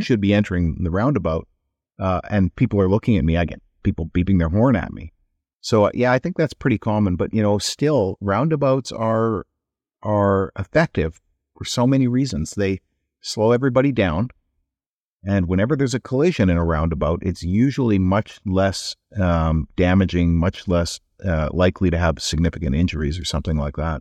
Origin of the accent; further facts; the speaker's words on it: Edmonton, Alberta, Canada; now in British Columbia, Canada; I come from Edmonton